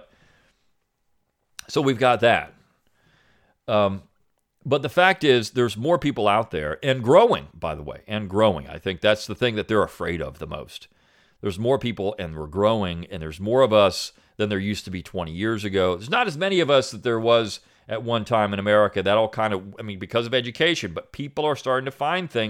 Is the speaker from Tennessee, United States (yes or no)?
yes; Tennessee, United States; Growing up in Tennessee, being Southern was run of the mill, the raw state of being for everyone I knew